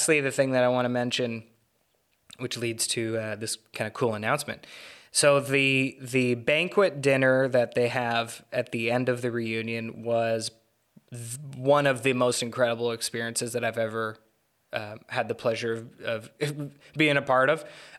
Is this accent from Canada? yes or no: yes; Vancouver, British Columbia, Canada; I'm Canadian. I was born in 1996, little time after the war ended. You know, from a fairly liberal place, you know, Vancouver